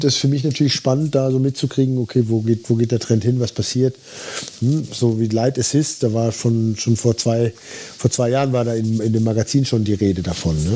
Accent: Dortmund, North Rhine-Westphalia, Germany; moved away; ich bin in Dortmund groß geworden, direkt im, im Dortmunder Süden.

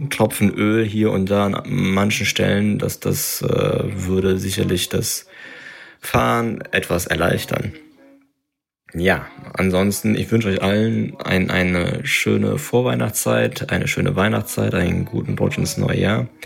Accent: North Rhine-Westphalia, Germany; now in Lower Rhine, Germany; Highlight 2021 war die gemeinsame Radtour mit dem Ansgar von meiner neuen Heimat, dem Niederrhein, in meine alte Heimat, dem Sauerland

